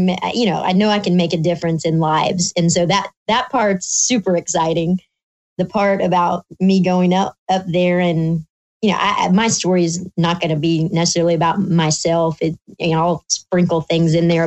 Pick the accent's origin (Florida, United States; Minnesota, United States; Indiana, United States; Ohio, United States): Indiana, United States; now in Alabama, United States; I'm an Indiana girl